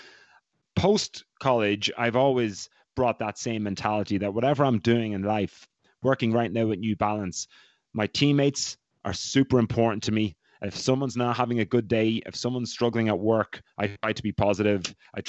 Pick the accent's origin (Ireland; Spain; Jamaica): Ireland; accent: Irish; moved away as an adult; I was not allowed to lose my accent because when I arrived at Providence College, head coach there, Ray Tracy, is from Waterford in Ireland, and there was a few other Irish guys in the team, so it was easy for me to maintain.